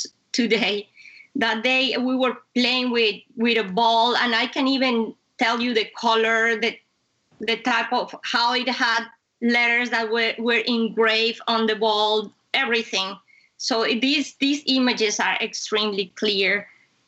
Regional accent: Bogotá, Colombia; moved away; I come from Colombia, I come from hot weather. But Bogota is a city is high up in the Andes.

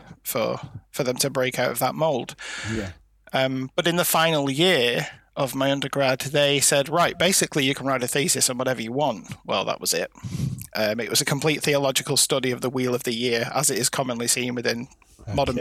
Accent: Lancashire, North West England, United Kingdom; I was born and bred in Lancashire, and there is quite a strong folkloric element of things here

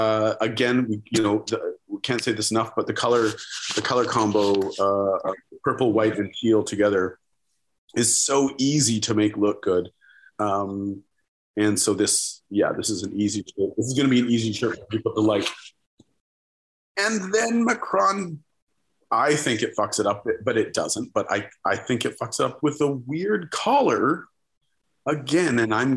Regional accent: Ontario, Canada; I'm from Ontario. I've never seen a tree.

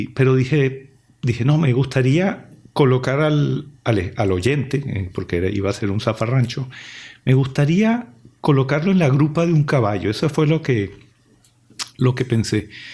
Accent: Venezuela; moved away as an adult; also born or lived in Italy; mi país, Venezuela, me envió en misión de estudios eh, al extranjero

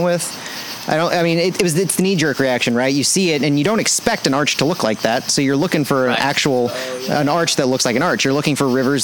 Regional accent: Franklin County, Missouri, United States; I grew up in Franklin County

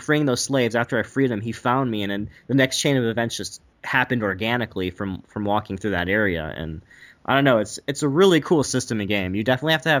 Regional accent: Detroit, Michigan, United States; I'm from Detroit.

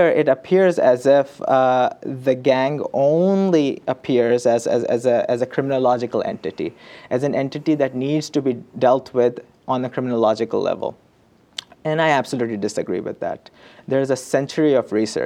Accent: Karachi, Sindh, Pakistan; moved away; I went to my hometown. My field site is where I grew up, which is the city of Karachi

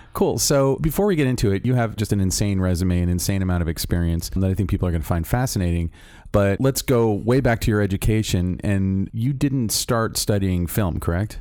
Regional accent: Orlando, Florida, United States; now in Los Angeles, United States; I'm from Orlando, Florida

